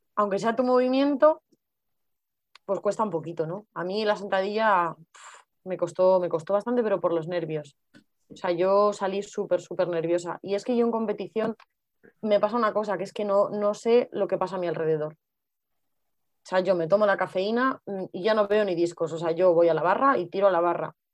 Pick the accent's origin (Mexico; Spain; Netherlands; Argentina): Spain; Madrid, Community of Madrid; somos las dos de Madrid